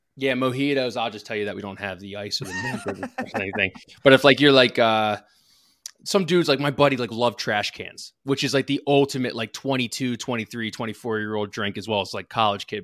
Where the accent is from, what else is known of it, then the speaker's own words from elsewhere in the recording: Lansdale, Pennsylvania, United States; I'm from Lansdale. I'm on the border, though. I'm not, like, from the borough. I'm on the border of North Wales and Lansdale